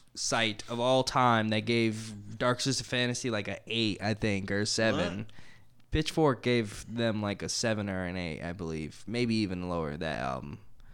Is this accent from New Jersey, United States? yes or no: no; Milwaukee, Wisconsin, United States; I'm from the northwest side. What the fuck that is? That's like Villard area. I'm that one white guy.